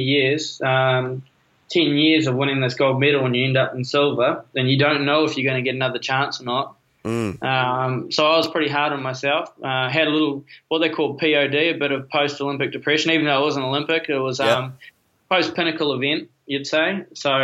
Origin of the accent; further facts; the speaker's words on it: New Zealand; as a Kiwi